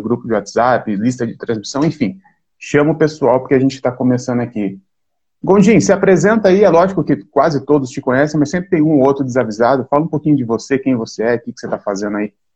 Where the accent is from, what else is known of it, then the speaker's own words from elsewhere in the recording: Mogi das Cruzes, São Paulo, Brazil; Eu sou de Mogi das Cruzes.